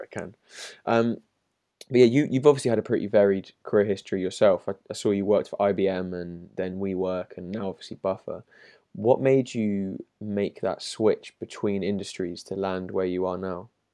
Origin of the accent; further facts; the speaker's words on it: London, United Kingdom; I'm from London myself